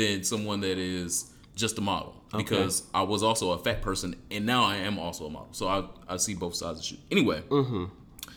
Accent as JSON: {"language": "English", "town": "Detroit", "region": "Michigan", "country": "United States", "said": "I'm from Detroit."}